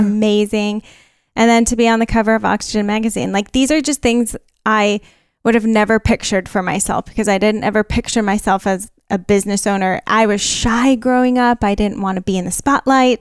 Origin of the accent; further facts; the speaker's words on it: California, United States; I'm from California